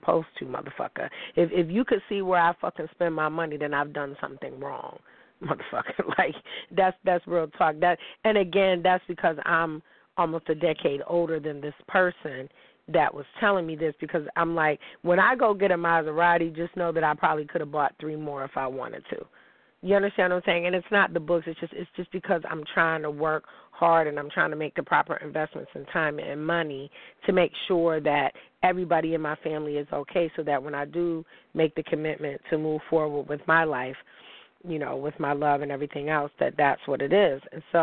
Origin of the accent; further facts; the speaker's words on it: Niagara Falls, New York, United States; also born or lived in Pittsburgh; I'm from Niagara Falls